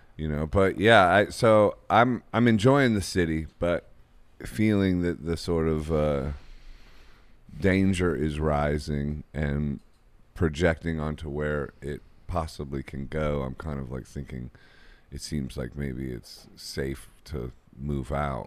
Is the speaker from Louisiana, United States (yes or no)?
no; Akron, Ohio, United States; I'm from Akron